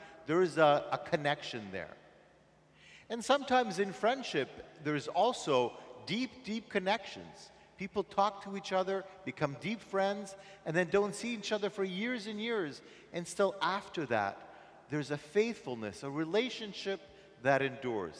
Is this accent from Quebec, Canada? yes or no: yes; Montreal, Quebec, Canada; I'm from Montreal.